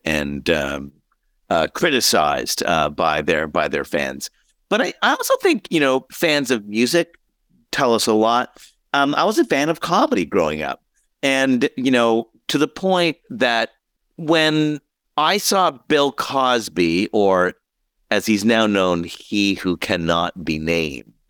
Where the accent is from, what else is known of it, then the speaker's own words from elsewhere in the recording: Montreal, Quebec, Canada; I was born in Montreal, so I was a big Expos fan, a big, big Montreal Canadiens fan